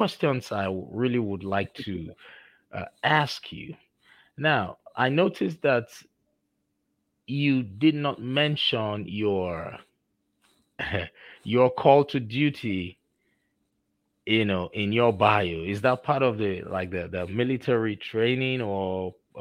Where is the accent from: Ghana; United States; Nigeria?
Nigeria; accent: Nigerian; moved away; You know, I'm originally from Nigeria, so I still have my Nigerian diction and accent in me.